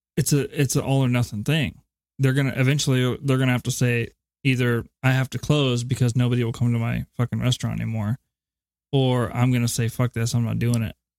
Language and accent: English; United States; I'm speaking as an American.